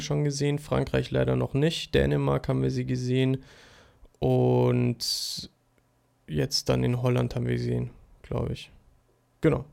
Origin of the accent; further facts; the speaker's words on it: Germany; als Deutscher